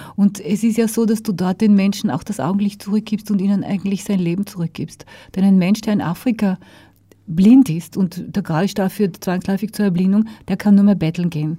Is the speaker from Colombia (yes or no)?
no; Austria; also born or lived in United States / Germany / France / Switzerland